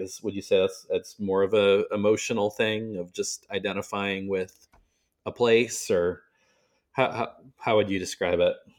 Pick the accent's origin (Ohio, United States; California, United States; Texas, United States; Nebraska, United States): Nebraska, United States; also born or lived in Massachusetts; I was born in Massachusetts and raised in Nebraska